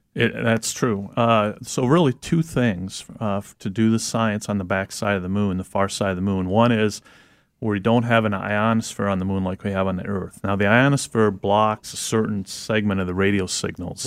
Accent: Wisconsin, United States; now in Michigan, United States; I'm originally from Wisconsin. Um, now living in Michigan

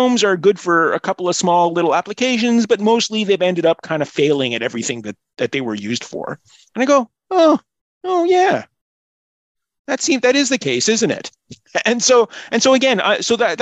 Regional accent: Montreal, Quebec, Canada; I'm from Montreal

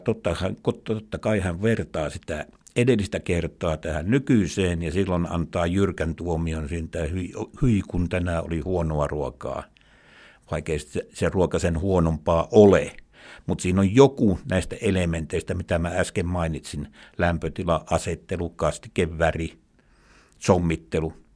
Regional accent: Imatra, South Karelia, Finland; moved away as an adult; Mä olen eteläkarjalainen, asunut Imatralla lapsuuteni ja niin kuin nytkin, eli paluumuuttaja.

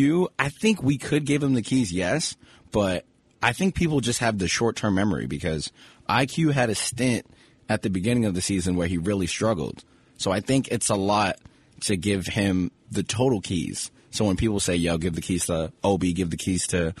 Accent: New York City, New York, United States; I'm from Brooklyn.

